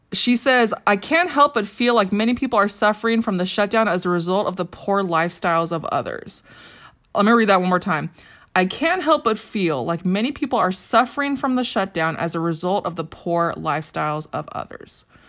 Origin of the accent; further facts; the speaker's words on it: Riverside, California, United States; I grew up in Riverside, California